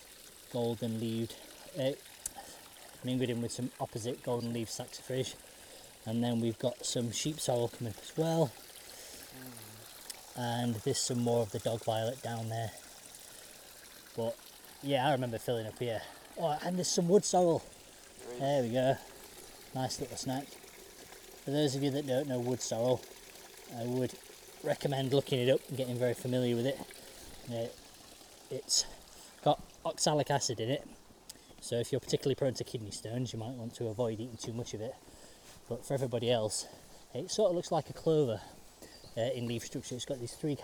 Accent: Sheffield, Yorkshire and the Humber, United Kingdom; growing up in Sheffield

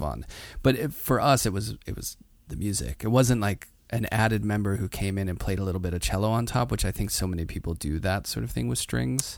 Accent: Pittsburgh, Pennsylvania, United States; now in New York, United States; I grew up in Pittsburgh, blue collar working class, but in the city

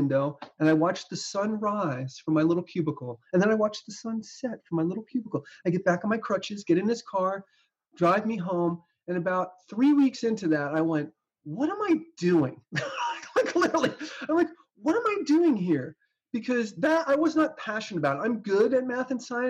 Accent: New Jersey, United States; I grew up in New Jersey

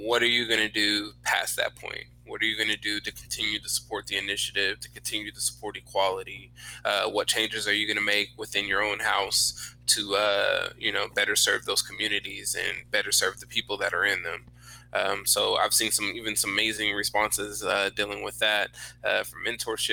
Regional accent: Sacramento, California, United States; now in Texas, United States; I'm originally from Sacramento, California.

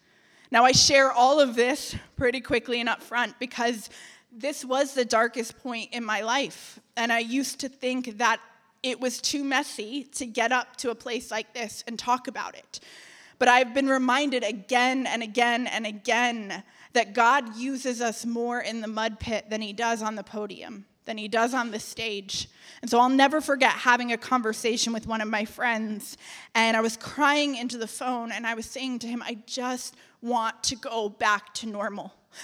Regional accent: Connecticut, United States; now in Atlanta, United States; when I packed up my life and I moved to Atlanta from Connecticut.

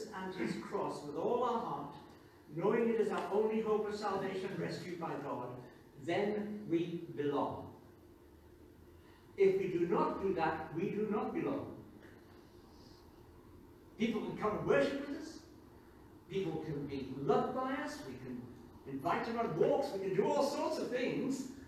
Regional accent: Newcastle upon Tyne, North East England, United Kingdom; moved away; I'm British. I'm English. I'm a Geordie. The fact that I spent a long time in exile is beside the point. I'm a Geordie.

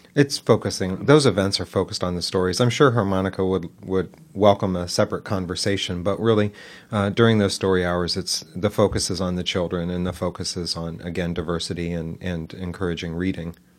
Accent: Dayton, Ohio, United States; moved away as an adult; also born or lived in Detroit, Michigan; now in Newark, United States; I was born and raised in Dayton, Ohio

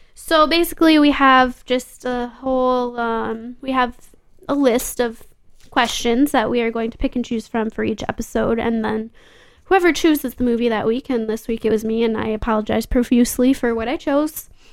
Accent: Grand Rapids, Michigan, United States; born or raised there

